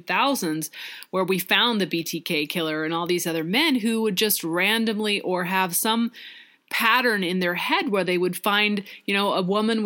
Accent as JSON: {"language": "English", "region": "Pacific Northwest", "country": "United States", "tie": "born or raised there", "said": "growing up in the Pacific Northwest"}